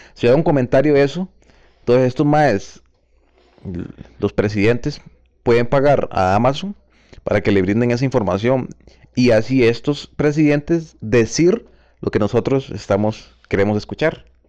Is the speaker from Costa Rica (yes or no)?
yes; Costa Rica; pertenezco al mismo país, a Costa Rica